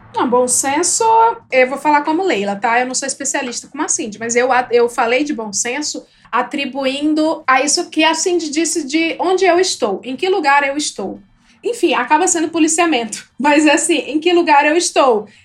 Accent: Ceará, Brazil; moved away as an adult; now in São Paulo, Brazil; Eu não sou da Bahia, eu sou do Ceará.

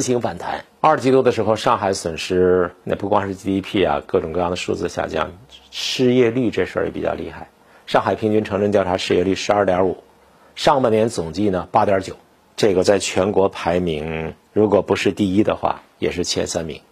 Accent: Beijing, China; also born or lived in Heilongjiang; 作为北京人

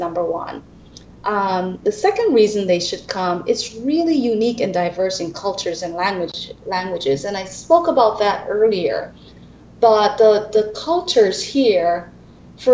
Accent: Belize

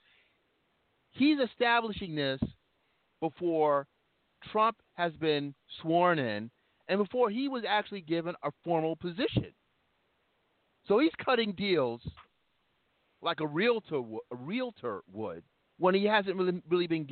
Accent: New York, United States; I'm thinking of being a New Yorker now.

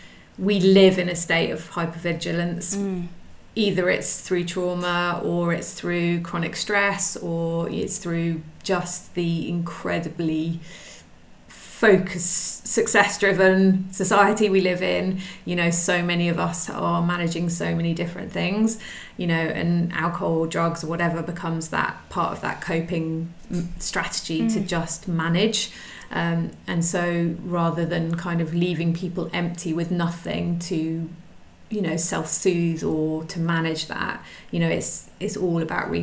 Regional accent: South West England, United Kingdom; also born or lived in Suffolk / Brighton / London; now in France; I'm originally from the UK, from England. I grew up I've moved around quite a lot. So I was born in Suffolk and then spent most of my sort of teenage life in the West Country

